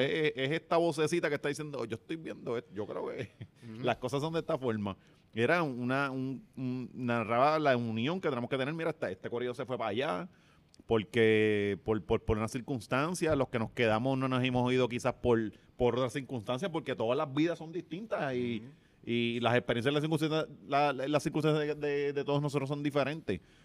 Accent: Ponce, Puerto Rico; paso por el barrio de mi abuela, donde yo, yo crecí, en Bélgica, en la 6, la, calle de Héctor Lavoe

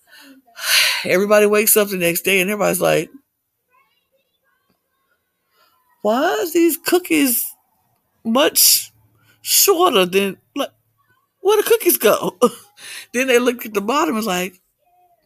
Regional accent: United States; In America, I'm American

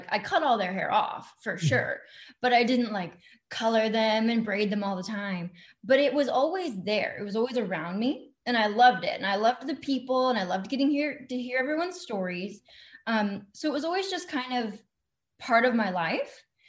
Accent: Texas, United States; accent: Texan; So I actually live outside of Dallas, Texas, and I hope you can't hear it too much because I've fought that accent my entire life.

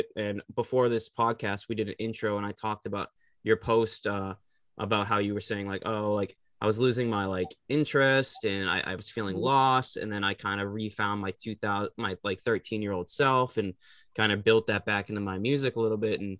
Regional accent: Boston, Massachusetts, United States; I'm like South Shore kid

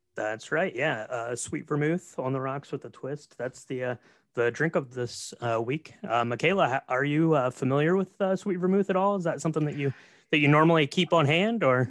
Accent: Marion, Ohio, United States; Marion, Ohio, which is where I'm from.

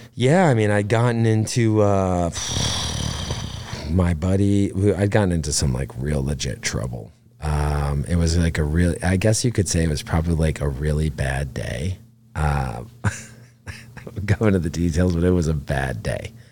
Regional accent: Catskill, New York, United States; I grew up outside of Catskill, New York

